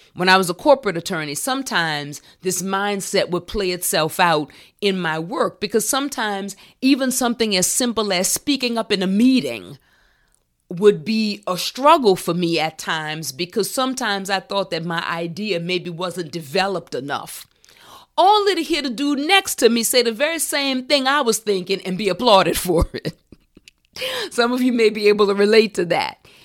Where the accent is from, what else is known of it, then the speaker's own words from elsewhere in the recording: New Orleans, Louisiana, United States; I can remember being in first grade in Valina C. Jones Elementary School in my hometown of New Orleans.